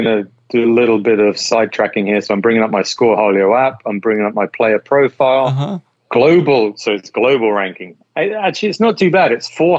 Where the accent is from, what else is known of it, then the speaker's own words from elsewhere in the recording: Las Vegas, Nevada, United States; So I'm from Vegas, I lived in Vegas.